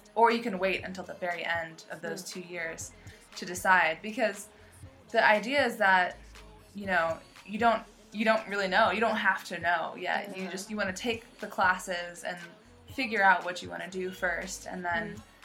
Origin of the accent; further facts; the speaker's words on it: United States; moved away as an adult; now in Shantou, China; I grew up in the United States, in America